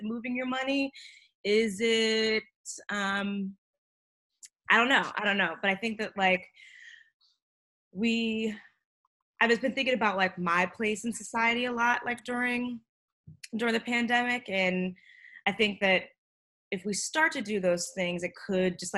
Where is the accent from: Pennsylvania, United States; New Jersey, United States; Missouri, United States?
Pennsylvania, United States; Pittsburgh; now in New York, United States; I'm from Pittsburgh